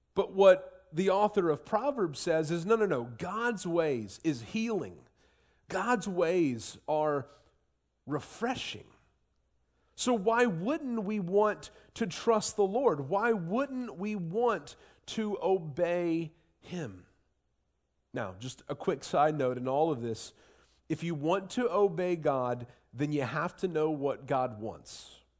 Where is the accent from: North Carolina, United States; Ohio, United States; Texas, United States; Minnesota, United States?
Ohio, United States; Southwestern; moved away; I grew up in Southwestern Ohio